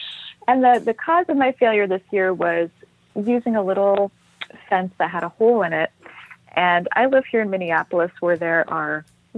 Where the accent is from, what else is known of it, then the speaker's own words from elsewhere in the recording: Trinidad & Tobago; I grew up in Tobago and Trinidad.